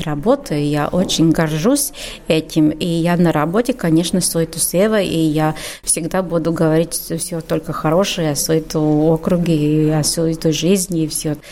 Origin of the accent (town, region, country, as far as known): Suiti, Kurzeme, Latvia